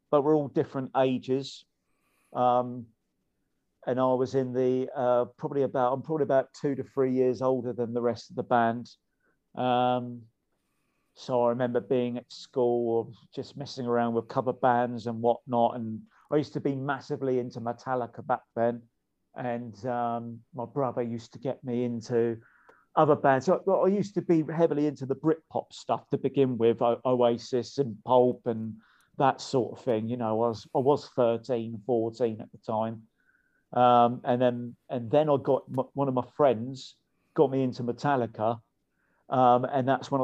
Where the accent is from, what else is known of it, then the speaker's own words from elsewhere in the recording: Eastleigh, South East England, United Kingdom; where I'm really from, no one's ever heard of it. But it's called Eastleigh